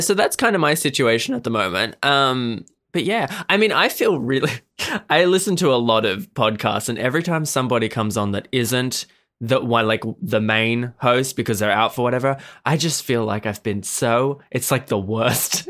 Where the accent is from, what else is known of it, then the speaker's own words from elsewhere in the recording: Australia; I am from Australia